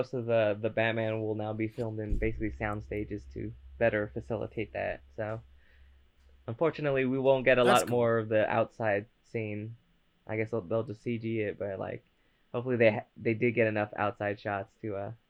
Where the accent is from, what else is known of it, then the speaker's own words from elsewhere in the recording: United States; I'm American.